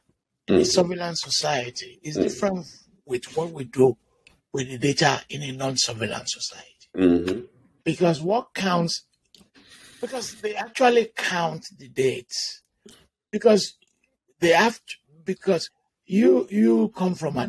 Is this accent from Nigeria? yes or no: yes; Ibadan, Oyo, Nigeria; moved away; I'm from Ibadan.